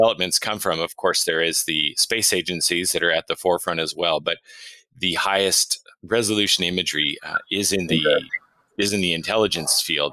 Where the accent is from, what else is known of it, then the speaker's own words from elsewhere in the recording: United States; as an American